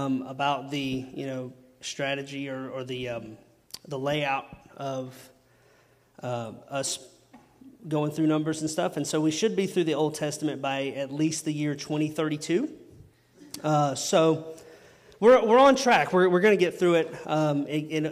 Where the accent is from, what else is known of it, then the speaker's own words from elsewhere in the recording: Chesnee, South Carolina, United States; I'm from Chesney